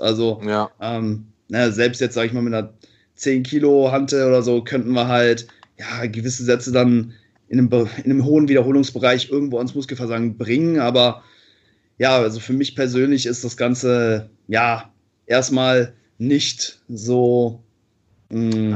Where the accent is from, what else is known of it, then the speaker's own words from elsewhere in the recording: Cologne, North Rhine-Westphalia, Germany; ich komme aus Köln